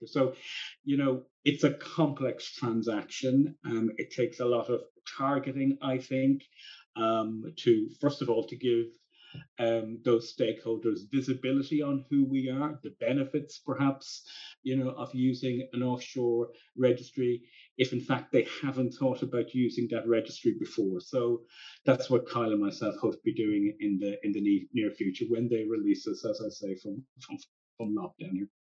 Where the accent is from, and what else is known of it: Ireland; now in London, United Kingdom